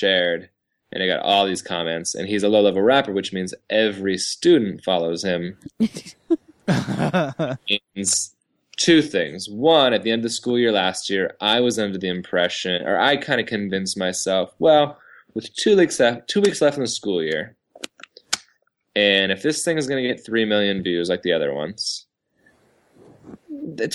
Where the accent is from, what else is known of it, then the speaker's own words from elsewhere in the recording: Seattle, Washington, United States; we're just from Seattle